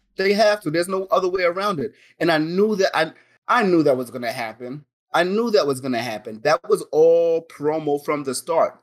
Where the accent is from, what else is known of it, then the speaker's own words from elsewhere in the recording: New York City, New York, United States; we're from New York. We're from the Bronx